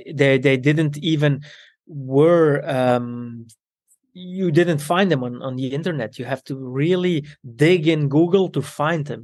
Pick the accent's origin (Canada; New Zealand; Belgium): Belgium; Antwerp, Flanders; also born or lived in Italy; I grew up in Belgium with my Italian parents